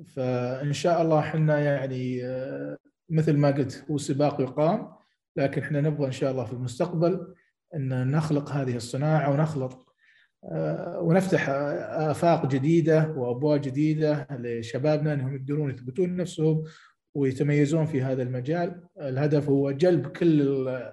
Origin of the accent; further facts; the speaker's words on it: Saudi Arabia; عندنا في السعوديه